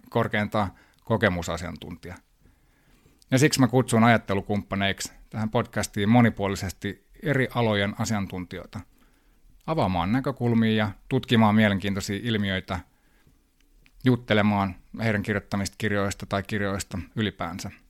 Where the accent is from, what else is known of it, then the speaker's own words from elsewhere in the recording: New York, United States; born there; mä oon syntynyt New Yorkissa ja hyvin kansainvälinen nuoruus.